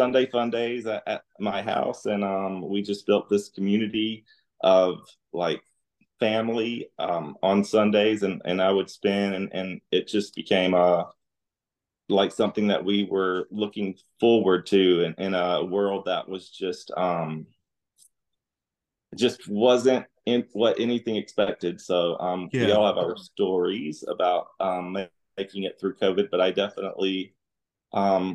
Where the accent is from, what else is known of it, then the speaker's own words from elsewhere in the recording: Alabama, United States; moved away as an adult; now in Dallas, United States; I grew up in Alabama